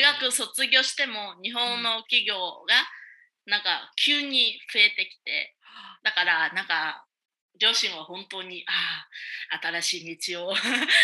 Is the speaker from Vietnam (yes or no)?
yes; Hue, Thua Thien Hue, Vietnam; Japanese is a second language; 私はベトナムの中部にあるフェイ市の出身で